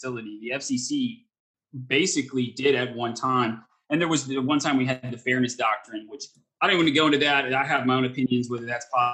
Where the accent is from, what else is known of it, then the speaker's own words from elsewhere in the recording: Texas, United States; I grew up in Texas